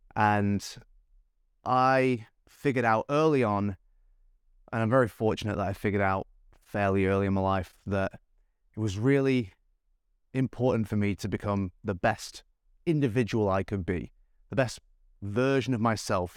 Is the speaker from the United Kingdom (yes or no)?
yes; Manchester, North West England, United Kingdom; now in Gold Coast, Australia; I live on the Gold Coast of Australia. I was born in Manchester, in England